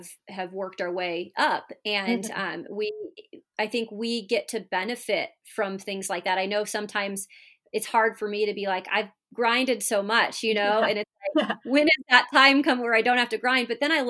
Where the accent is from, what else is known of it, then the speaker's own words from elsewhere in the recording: Washington, United States; I grew up in Washington State. It's a big basketball state